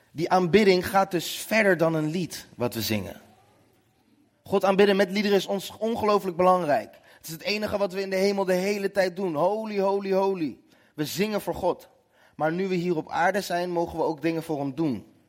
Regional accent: Nootdorp, South Holland, Netherlands; Ik kom uit Noordorp, klein dorpje naast Den Haag.

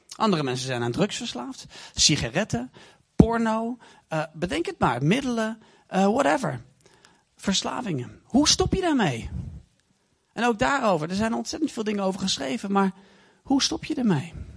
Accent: Deventer, Overijssel, Netherlands; Ik kom uit Deventer.

